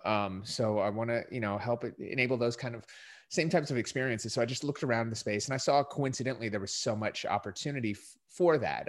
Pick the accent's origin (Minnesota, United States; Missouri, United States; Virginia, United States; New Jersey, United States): Minnesota, United States; moved away; I grew up in Minnesota